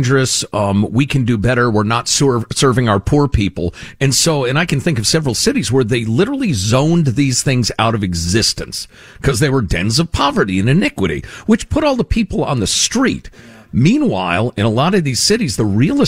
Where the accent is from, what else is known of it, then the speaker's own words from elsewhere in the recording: Chicago, Illinois, United States; since I was a kid growing up in Chicagoland